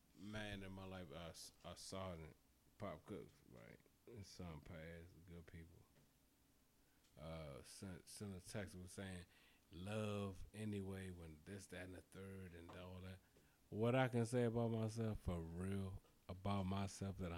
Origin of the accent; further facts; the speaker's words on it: Prince George's County, Maryland, United States; as a black nigga growing up in Prince George's County, I grew up out people up the street doing what they done.